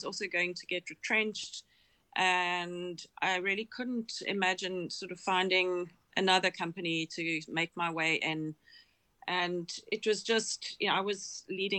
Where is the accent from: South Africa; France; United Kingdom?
South Africa; I'm South African